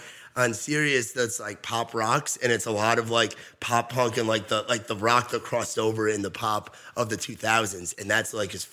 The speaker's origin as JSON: {"language": "English", "region": "New York", "country": "United States", "tie": "born or raised there", "moved": "yes", "said": "And I grew up in New York where there's a large population of, say, like Hasidic Jews and stuff, you know?"}